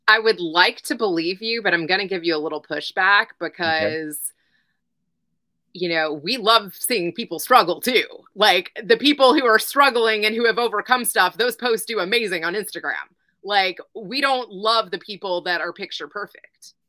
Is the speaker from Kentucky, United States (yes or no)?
yes; Louisville, Kentucky, United States; my hometown in Louisville